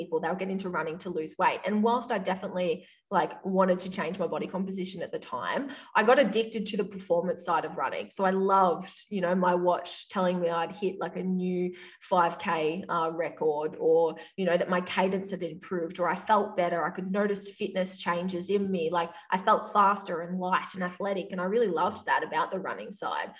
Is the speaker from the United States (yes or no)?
no; Victoria, Australia; accent: Australian; I grew up in a small country town at the top of Victoria in Australia. If you can't tell from my accent, like I am Australian.